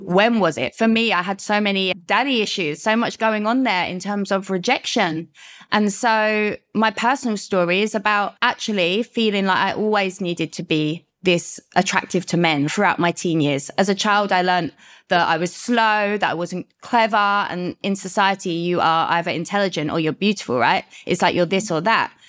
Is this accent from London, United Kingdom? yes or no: yes; London, United Kingdom; moved away as an adult; I am from the U K, London. You might get that by my accent